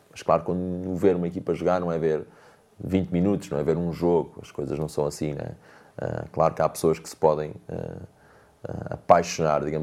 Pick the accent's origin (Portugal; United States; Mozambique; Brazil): Portugal; Mortágua, Viseu; Eu nasci em. em fui criado em Mortágua, ah, no bairro da Gandarada, atrás do, do, do campo da Gandarada.